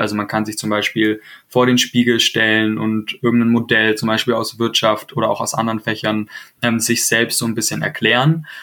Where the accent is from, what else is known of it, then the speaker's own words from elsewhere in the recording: Baden-Württemberg, Germany; ich komme ja auch aus Baden-Württemberg